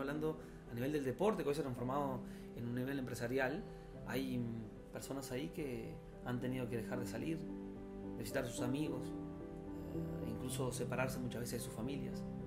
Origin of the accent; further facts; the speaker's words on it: Uruguay; moved away; soy de Uruguay